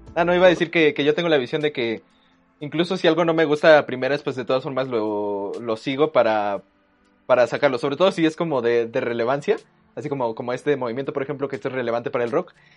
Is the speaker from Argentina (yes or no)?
no; Mexico